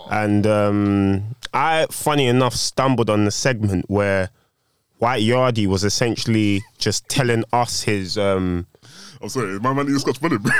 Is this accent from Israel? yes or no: no; Jamaica; done secondary school there. All of my schooling has been done there. So, as far as I'm concerned, I'm Jamaican.